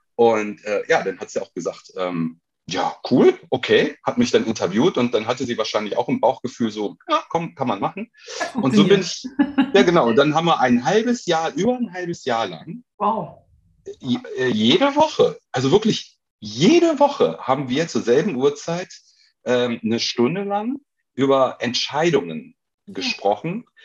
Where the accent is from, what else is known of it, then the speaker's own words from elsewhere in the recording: Krefeld, North Rhine-Westphalia, Germany; also born or lived in Duisburg; ich bin in Krefeld aufgewachsen, ne? also Duisburg nur geboren